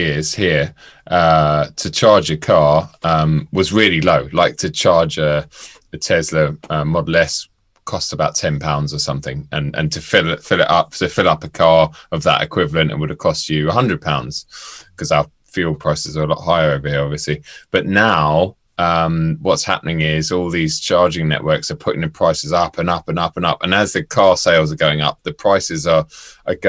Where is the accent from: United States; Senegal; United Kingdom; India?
United Kingdom; London; moved away as an adult; I grew up in London and I moved out about 10 years ago